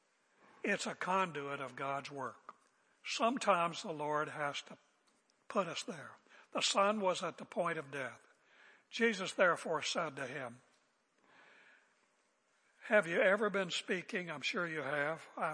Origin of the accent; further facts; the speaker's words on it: West Virginia, United States; moved away; when I was growing up in West Virginia, I almost played basketball with Jerry West, but we moved